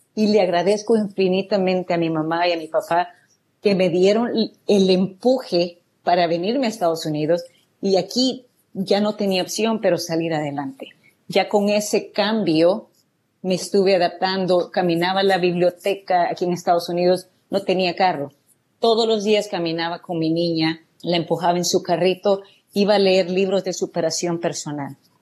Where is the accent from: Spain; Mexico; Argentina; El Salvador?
El Salvador; moved away as an adult; now in United States; yo soy de El Salvador y realmente viví una juventud muy alegre, una niñez muy alegre con mis padres.